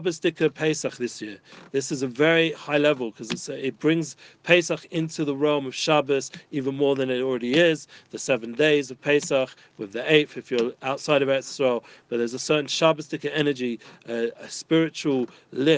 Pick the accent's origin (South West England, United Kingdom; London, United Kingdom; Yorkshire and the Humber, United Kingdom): London, United Kingdom; growing up in North London